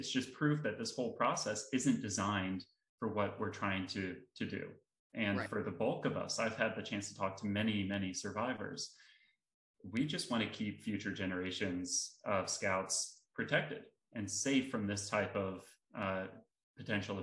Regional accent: South Carolina, United States; my home state of South Carolina

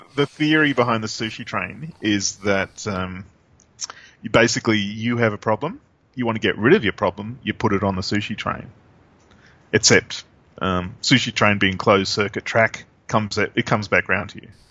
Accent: Australia; we're both Australian

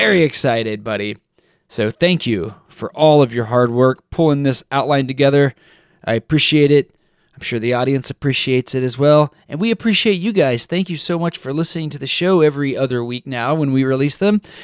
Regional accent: Texas, United States; I'm from Texas

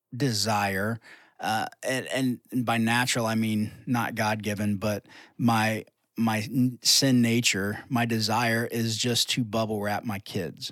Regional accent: United States

